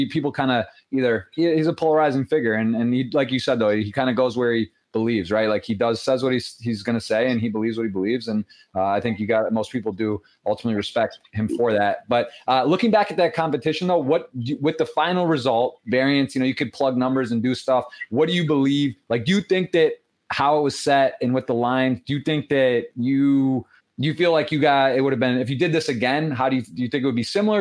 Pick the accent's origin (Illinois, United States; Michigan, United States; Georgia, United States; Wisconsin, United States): Michigan, United States; Michigan, that's my home state